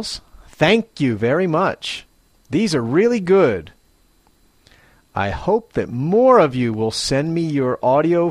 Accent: Philadelphia, Pennsylvania, United States; now in Matsumoto, Japan; I'm from Philadelphia, Pennsylvania, USA. But I now live with my wife in Matsumoto, Japan.

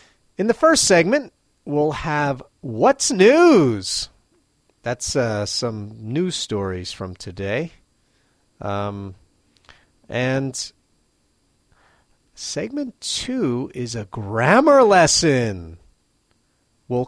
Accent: United States; now in Matsumoto, Japan; as an American

